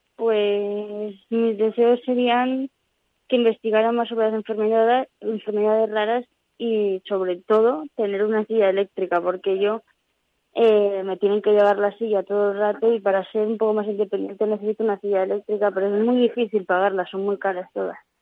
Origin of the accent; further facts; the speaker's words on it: Madrid, Community of Madrid, Spain; yo soy de Madrid.